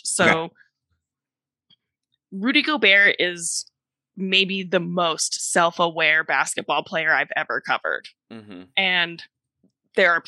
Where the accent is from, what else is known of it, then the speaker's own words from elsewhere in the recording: California, United States; I am from California.